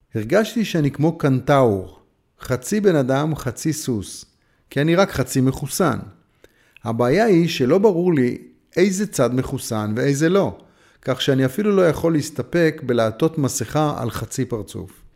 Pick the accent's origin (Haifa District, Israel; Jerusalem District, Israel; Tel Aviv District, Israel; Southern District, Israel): Haifa District, Israel; Haifa; כשהייתי נער חיפאי וחבר בתנועת הצופים